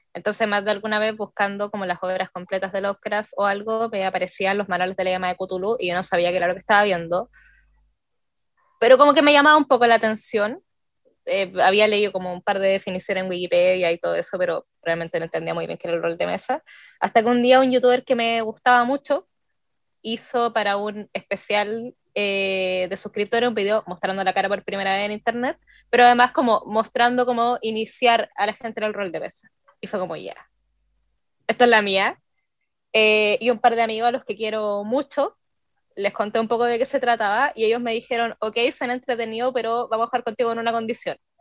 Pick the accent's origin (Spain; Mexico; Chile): Chile; Puente Alto, Santiago Metropolitan Region; soy de Chile, específicamente de Santiago en Puente Alto